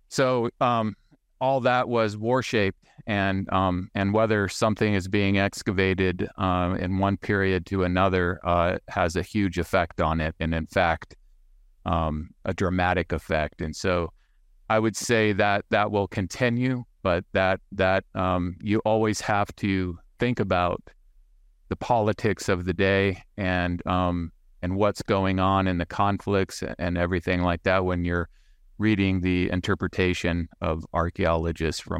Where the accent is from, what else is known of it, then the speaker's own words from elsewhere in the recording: Saudi Arabia; I grew up in the Middle East. I was raised in Saudi Arabia. My father worked for uh, the oil company there, or a oil company there. And so um, I grew up camping in the desert looking for artifacts.